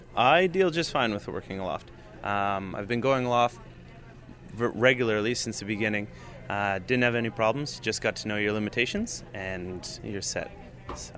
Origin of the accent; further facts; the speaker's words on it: Ontario, Canada; accent: Canadian; I'm from Ontario and just have always been around the lakes